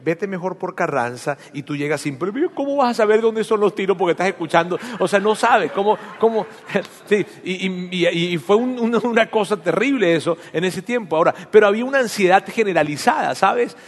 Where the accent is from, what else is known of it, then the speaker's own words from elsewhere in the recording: Venezuela; now in Monterrey, Mexico; en mi país, en Venezuela